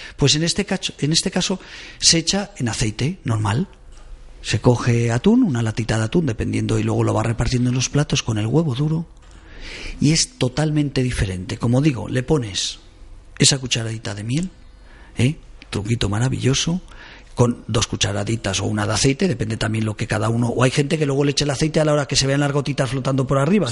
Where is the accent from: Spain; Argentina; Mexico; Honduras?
Spain; Caspe, Aragon; moved away; soy de pueblo, de Caspe